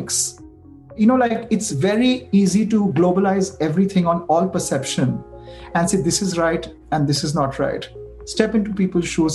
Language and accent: English; India; as an Indian designer